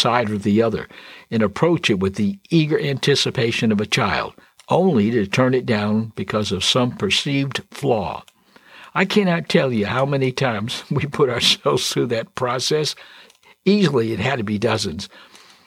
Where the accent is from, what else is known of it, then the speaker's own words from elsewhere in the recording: New England, United States; Yes, I grew up there, and I was fortunate enough to experience firsthand all the trappings of a New England Christmas